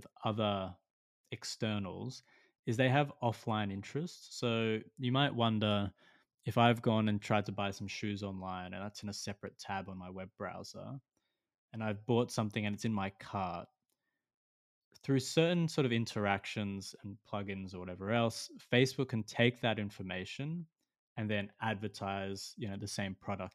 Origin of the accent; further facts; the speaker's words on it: Australia; as an Australian